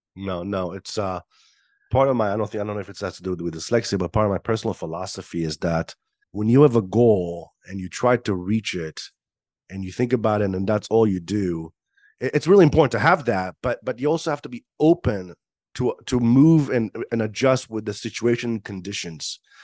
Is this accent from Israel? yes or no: yes; Israel; moved away; born and raised in Israel